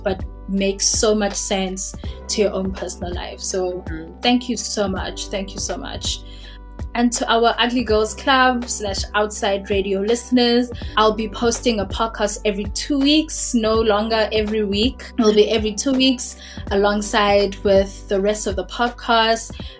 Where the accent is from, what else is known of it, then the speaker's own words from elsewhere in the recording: South Africa; me as a South African